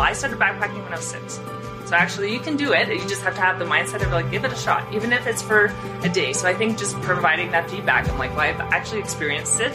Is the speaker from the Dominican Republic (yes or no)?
no; Edmonton, Alberta, Canada; I'm from Edmonton, Canada.